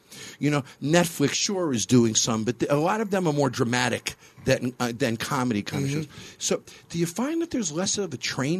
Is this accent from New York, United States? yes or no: yes; Hartsdale, New York, United States; now in Las Vegas, United States; We're in New York.